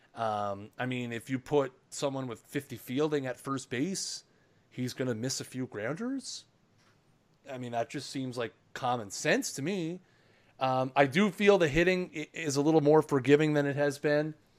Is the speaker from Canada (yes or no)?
yes; Canada; I'm Canadian